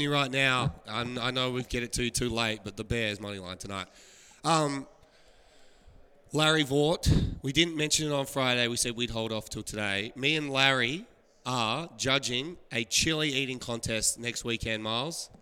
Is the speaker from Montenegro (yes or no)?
no; Australia; moved away; I'm from Australia